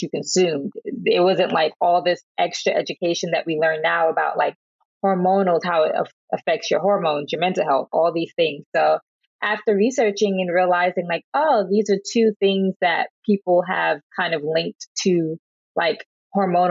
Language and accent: English; the South, United States; I'm from the South and I have a Jamaican background